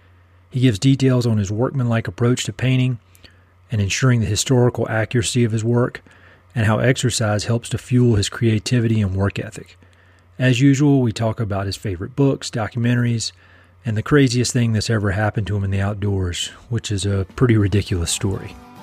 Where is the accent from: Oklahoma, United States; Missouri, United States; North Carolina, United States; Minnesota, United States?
North Carolina, United States; Eastern; accent: Eastern North Carolina; moved away; my Eastern North Carolina accent